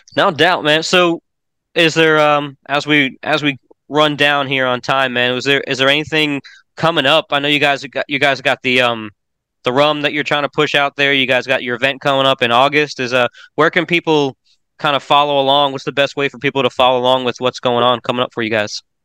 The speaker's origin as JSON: {"language": "English", "town": "Orlando", "region": "Florida", "country": "United States", "tie": "born or raised there", "moved": "yes", "lives_now": "Tennessee, United States", "said": "my hometown of Orlando"}